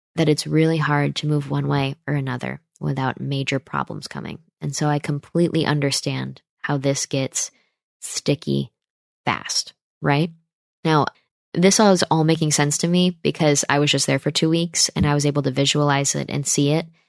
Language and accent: English; United States; as a Christian, am going to support Israel as an American